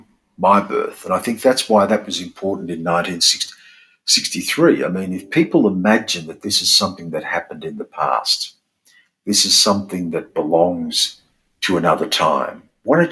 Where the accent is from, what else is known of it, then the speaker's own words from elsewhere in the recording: Australia; being Australian, is that we live between those two worlds